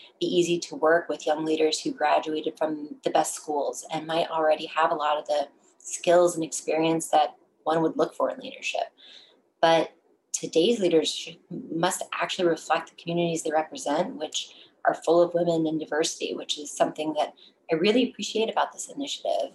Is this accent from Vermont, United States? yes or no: no; Texas, United States; moved away as an adult; now in Washington, DC, United States; I'm forever a Texan